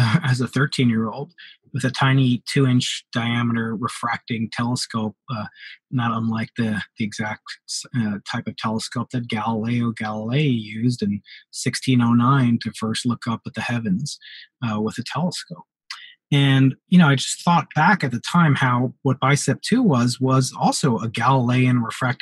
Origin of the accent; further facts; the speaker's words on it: New York, United States; moved away; the New York Times, my hometown newspaper